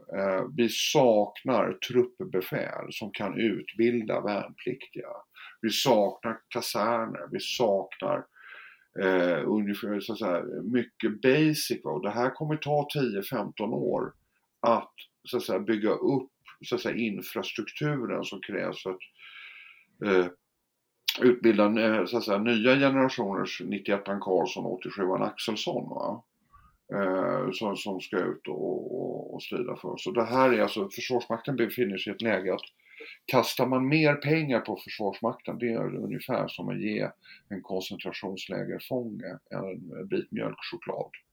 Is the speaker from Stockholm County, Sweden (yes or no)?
yes; Stockholm, Stockholm County, Sweden; jag är född och uppvuxen i Stockholm, eh, om inte det hörs, på Östermalm